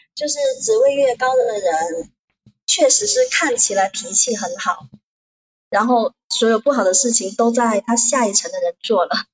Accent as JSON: {"language": "Chinese", "region": "Guangdong", "country": "China", "accent": "southern", "said": "对，广东人"}